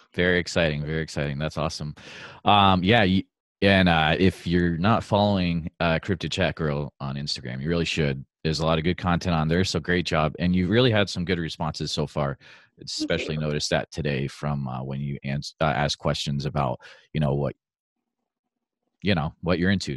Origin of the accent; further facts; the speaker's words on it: Western Massachusetts, United States; moved away; I'm originally from Western Mass